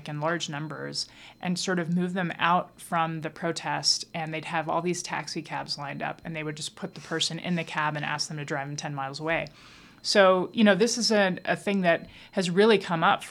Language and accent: English; Dayton, Ohio, United States; also born or lived in Santa Fe, New Mexico; I grew up in two places, Dayton, Ohio, and Santa Fe, New Mexico